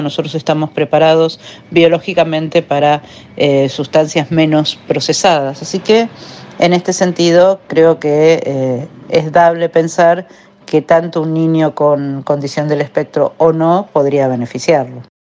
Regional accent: Argentina; mi país y en mi ciudad

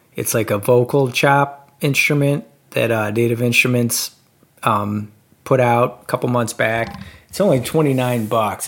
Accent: Detroit, Michigan, United States; I'm from from Detroit

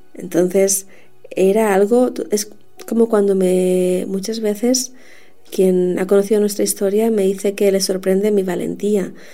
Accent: Canary Islands, Spain; born or raised there; also born or lived in Madrid

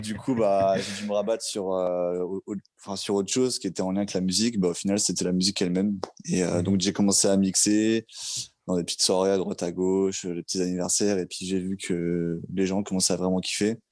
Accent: Vitry-sur-Seine, Île-de-France, France; je suis un mec euh, qui habitait à Vitry-sur-Seine, donc je suis né là-bas, j'ai mon enfance, mon adolescence

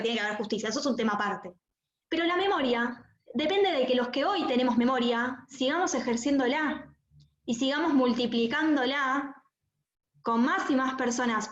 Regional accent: Argentina; para nosotros como judíos, como argentinos

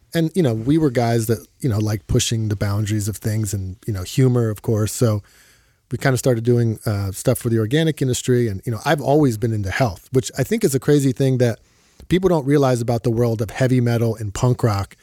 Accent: Philadelphia, Pennsylvania, United States; moved away; I moved back to my hometown of Philadelphia

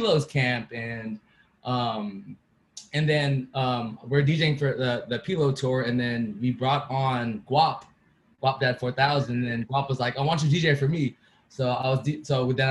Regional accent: Vallejo, California, United States; I'm from Vallejo.

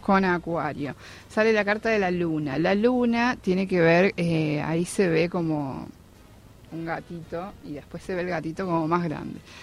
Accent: San Luis, Argentina; moved away as an adult; now in Buenos Aires, Argentina; yo soy de San Luis y me vine a vivir en febrero acá Capital

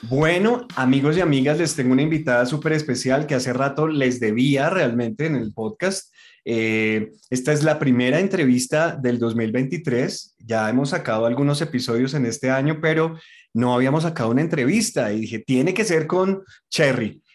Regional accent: Colombia; Yo, yo, yo soy muy colombiano

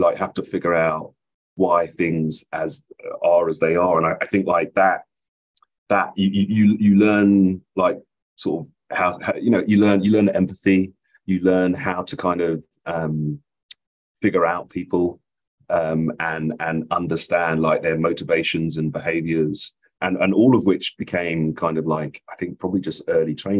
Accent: London, United Kingdom; moved away as an adult; also born or lived in Highbury, London / Stoke Newington, London; now in New York, United States; I ended up spending most of my time growing up in Edmonton in North London

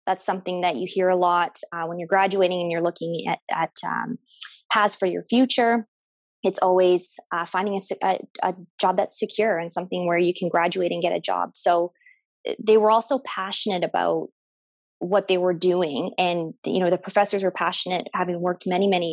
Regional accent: Windsor, Ontario, Canada; also born or lived in Toronto, Canada; I'm from Windsor, Ontario, born and raised from Windsor, Ontario.

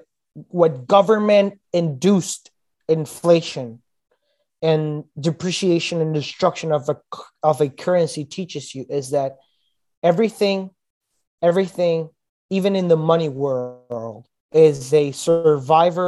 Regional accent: Venezuela; now in Brazil; I'm in Brazil. I come from Venezuela.

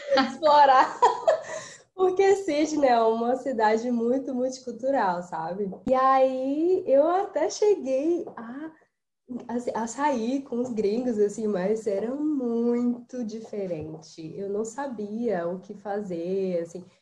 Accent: Brazil; moved away; Eu sou muito brasileira, gente. Eu sou muito brasileira, sabe? Eu posso morar aqui 50 anos, eu sempre vou ser muito brasileira

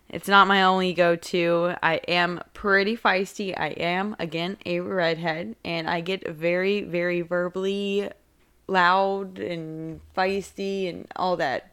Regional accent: Wake Forest, North Carolina, United States; I am from Wake Forest

